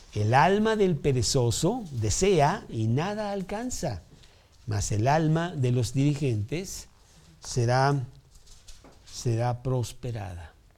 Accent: Mexico; aquí en México

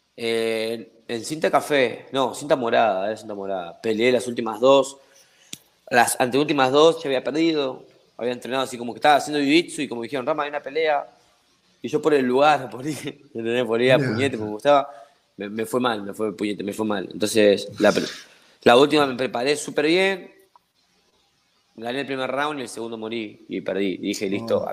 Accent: Argentina; accent: Argentine; moved away as an adult; now in Ecuador; yo soy de Argentina

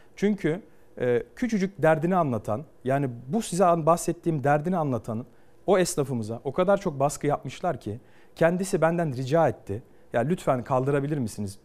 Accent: Ankara, Turkey; doğup büyüdüğüm yerde siyaset yapıyorum

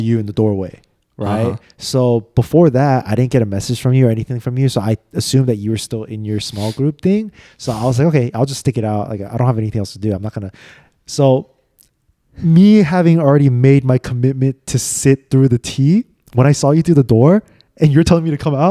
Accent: United States; I was still born and raised here

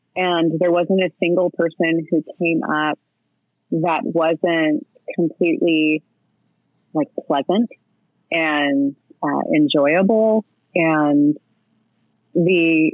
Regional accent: California, United States; I'm from California

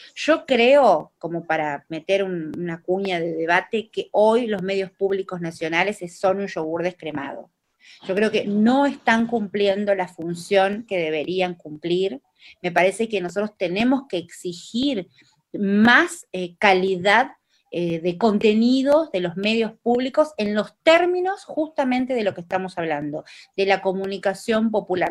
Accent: Tucumán, Argentina; accent: tucumano; Hablo en tucumano yo, porque soy tucumana

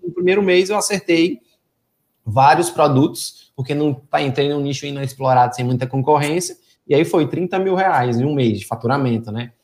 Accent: Fortaleza, Ceará, Brazil; moved away as an adult; now in Teresina, Brazil; eu sou de Fortaleza, Ceará, atualmente eu estou morando em Teresina

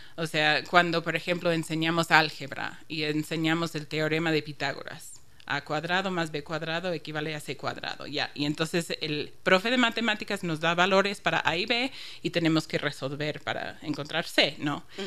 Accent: Chicago, Illinois, United States; accent: northern US; first language English; Spanish is a second language; also born or lived in Barcelona, Spain; now in Ecuador; alguien me preguntó de dónde soy y dije de Chicago

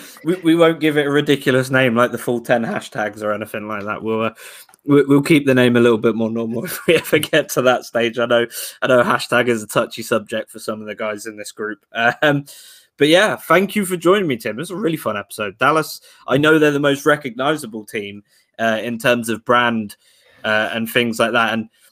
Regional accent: United Kingdom; I'm young, British, I'm covered in tattoos and look like a bit of a ruffian.

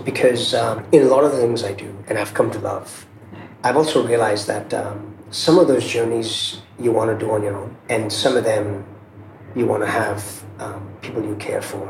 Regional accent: Mumbai, Maharashtra, India; also born or lived in Zambia / Silicon Valley; I was born in Mumbai, not far from here. And about less than a year later, my parents decided to move to a small country in Africa called Zambia.

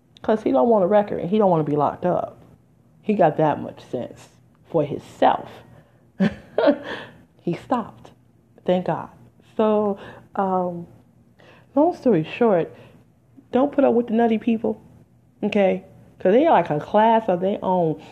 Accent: Detroit, Michigan, United States; now in New Jersey, United States; I'm from Detroit

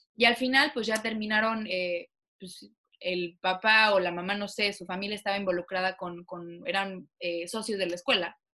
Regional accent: Mexico; moved away as an adult; now in United States; me siento más orgullosa de ser mexicana allá que aquí

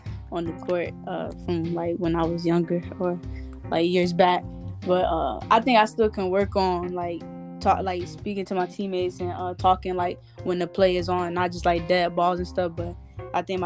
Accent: Sarasota, Florida, United States; also born or lived in Bradenton, Florida; now in Ruskin, United States; I'm from Sarasota, Florida, and I go to school in Bradenton, Florida

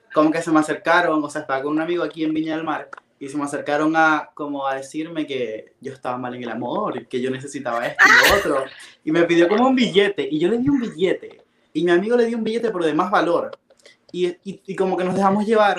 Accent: Maracaibo, Zulia, Venezuela; moved away as an adult; yo soy de Maracaibo, que es una ciudad lejos de la capital

